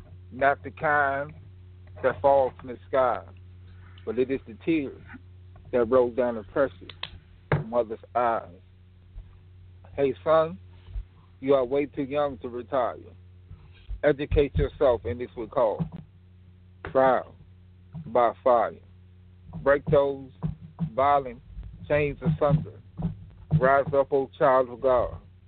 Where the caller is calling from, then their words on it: Fort Washington, Maryland, United States; And I'm calling from the Fort Washington area, Fort Washington, Maryland area.